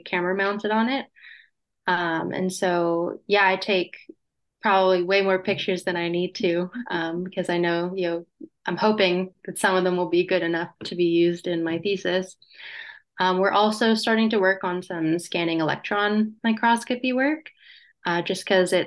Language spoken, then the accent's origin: English; North Carolina, United States; also born or lived in British Columbia; now in New Brunswick, Canada; I'm originally from North Carolina, so never had to deal with much snow in my life